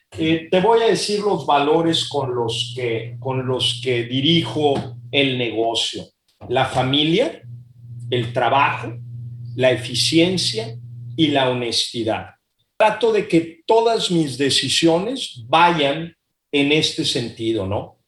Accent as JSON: {"language": "Spanish", "country": "Mexico", "also_born_or_lived": "Monterrey", "said": "soy muy mexicano, este, quiero mucho a mi país"}